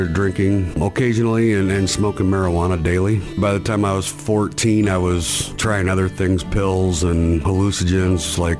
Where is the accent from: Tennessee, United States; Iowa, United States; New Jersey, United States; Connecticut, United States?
Iowa, United States; I'm from Iowa.